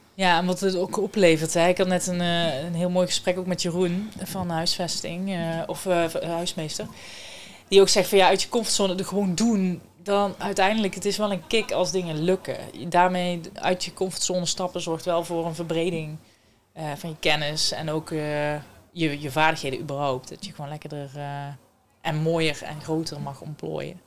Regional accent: Someren, North Brabant, Netherlands; moved away as an adult; now in Eindhoven, Netherlands; Ik kom eh, officieel uit Zomeren.

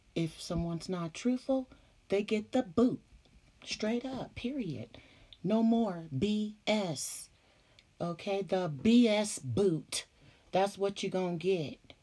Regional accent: California, United States; I'm from Cali

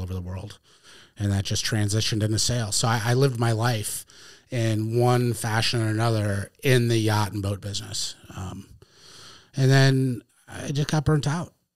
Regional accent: Connecticut, United States; moved away as an adult; now in New Hampshire, United States; I grew up in Connecticut

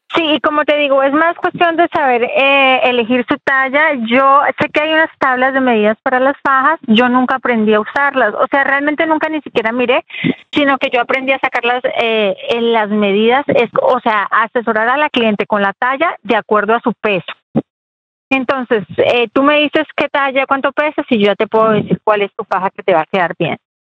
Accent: Colombia; moved away; crecí en Colombia

